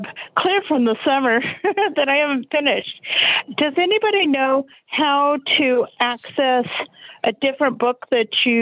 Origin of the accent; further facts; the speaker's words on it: Colorado, United States; I'm from Colorado